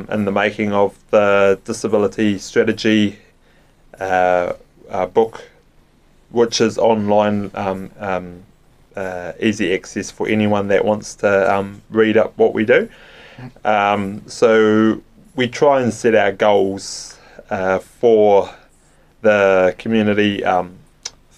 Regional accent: Invercargill, Southland, New Zealand; born and bred in Invercargill

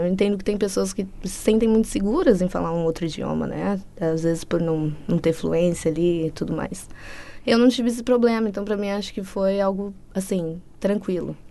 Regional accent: São Bernardo do Campo, São Paulo, Brazil; moved away as an adult; also born or lived in Australia; now in New Zealand; eu sou de São Bernardo, nasci em São Bernardo do Campo, São Paulo

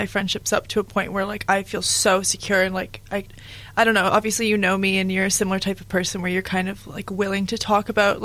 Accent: Canada; moved away as an adult; now in Dunedin, New Zealand; I'm Canadian, and I live in Dunedin, obviously, and have been in New Zealand since last January

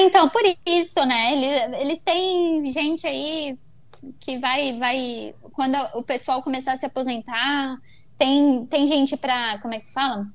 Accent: Brazil; now in Vancouver, Canada; eu, como brasileira, eu venho de sistema de saúde particular no Brasil

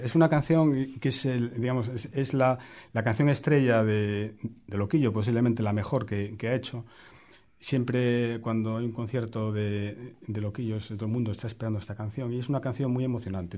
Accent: A Coruña, Galicia, Spain; moved away as an adult; also born or lived in Geneva; now in Wellington, New Zealand; mi ciudad natal, La Coruña, donde eh, cuando yo era pequeño

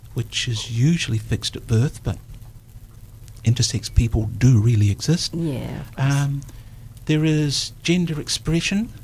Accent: Dunedin, Otago, New Zealand; I was born in Dunedin on the 5th of March 1946.

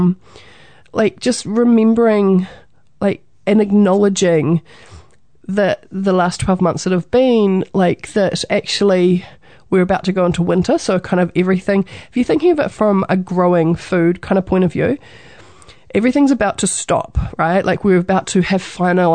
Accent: New Zealand; being a Kiwi, being a New Zealander

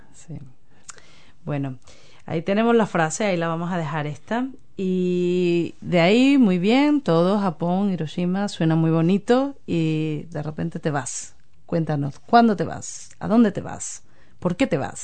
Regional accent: Andalusia, Spain; also born or lived in London, United Kingdom; now in New Zealand; yo vengo de Andalucía, yo que hablo del flamenco que, enseño flamenco

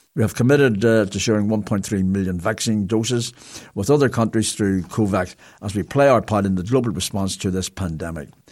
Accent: Belfast, Northern Ireland, United Kingdom; now in New Zealand; I'm from Belfast

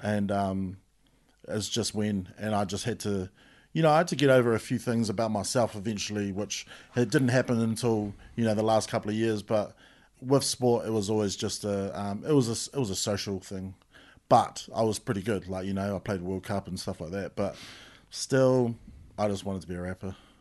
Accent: Christchurch, Canterbury, New Zealand; I come from Pap. I grew up in Pap

